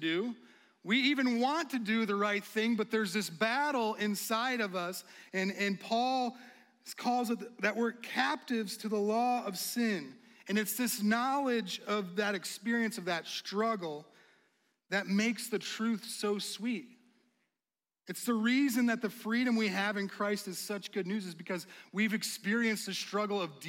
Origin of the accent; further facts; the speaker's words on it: United States; as an American